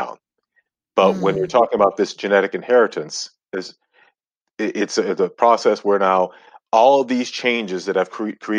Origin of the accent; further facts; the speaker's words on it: Ghana; I'm from Ghana, West Africa, and that's where I was born, my family, all of us.